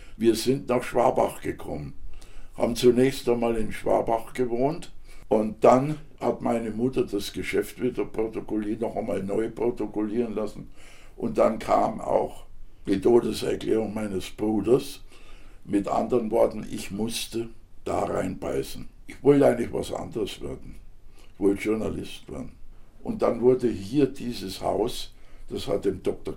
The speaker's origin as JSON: {"language": "German", "town": "Žatec", "region": "Ústí nad Labem Region", "country": "Czechia", "also_born_or_lived": "Franconia", "moved": "yes", "lives_now": "Germany", "said": "bin Sarzer und meine Familie war auch in Saaz ziemlich bekannt"}